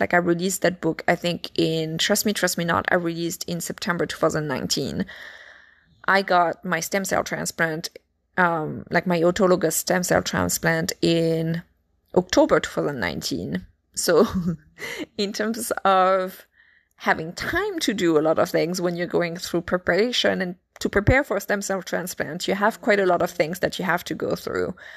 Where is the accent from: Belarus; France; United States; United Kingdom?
France; accent: French; my French accent